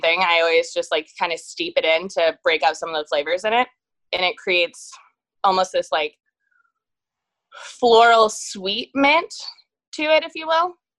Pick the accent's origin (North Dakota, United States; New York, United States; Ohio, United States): Ohio, United States; Dayton; also born or lived in Short North, Columbus, Ohio; now in Columbus, United States; I'm from Dayton